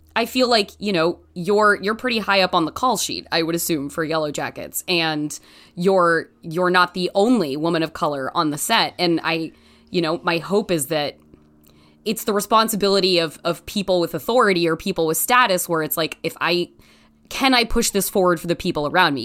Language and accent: English; Canby, Oregon, United States; did grow up in a very Christian surrounding environment in the state of Oregon.